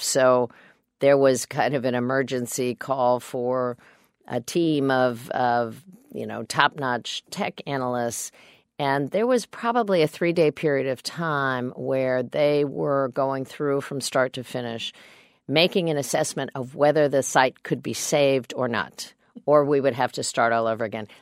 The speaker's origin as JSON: {"language": "English", "region": "Kansas", "country": "United States", "said": "I'm a Democrat from Kansas"}